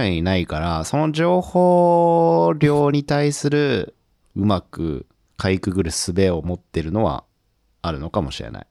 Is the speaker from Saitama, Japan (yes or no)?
no; Tokyo, Japan; 僕らってさ、東京生まれ東京育ちで働いてるとさ